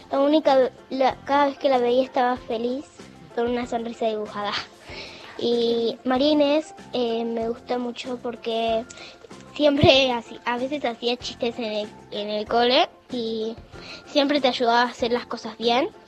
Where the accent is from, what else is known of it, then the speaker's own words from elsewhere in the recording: Casilda, Santa Fe, Argentina; soy de Casilda